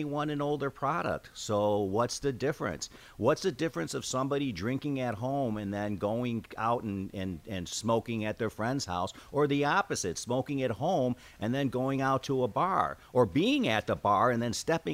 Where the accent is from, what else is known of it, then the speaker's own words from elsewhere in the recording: Chicago, Illinois, United States; I am born and raised in Chicago, and I still live there now